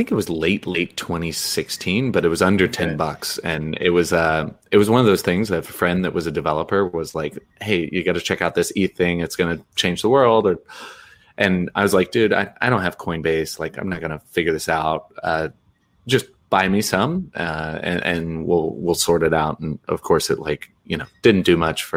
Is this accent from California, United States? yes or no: no; Indiana, United States; moved away as an adult; I'm American. I'm from Indiana, but I spent 9 of the past 11 years outside of the U.S.